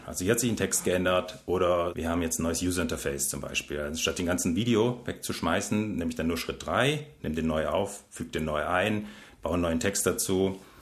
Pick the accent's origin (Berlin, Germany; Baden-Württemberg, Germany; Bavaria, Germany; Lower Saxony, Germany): Baden-Württemberg, Germany; Stuttgart; Ich bin Schwabe. Nee, ich komme tatsächlich aus Stuttgart